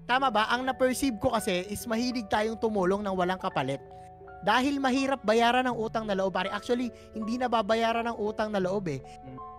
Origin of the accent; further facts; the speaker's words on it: Philippines; ako isang proud Pinoy